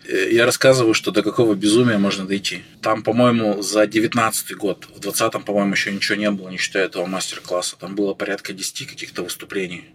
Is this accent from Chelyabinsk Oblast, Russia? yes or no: yes; Chelyabinsk, Chelyabinsk Oblast, Russia; moved away as an adult; also born or lived in Saint Petersburg; я сам из Челябинска, я из Челябинска выезжал